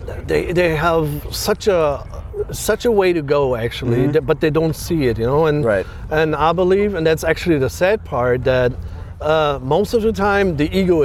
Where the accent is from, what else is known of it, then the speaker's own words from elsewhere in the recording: Germany; English is a second language; moved away as an adult; now in United States; I'm born and raised in Germany. I'm happy I could leave that country and get over here. Back in 2008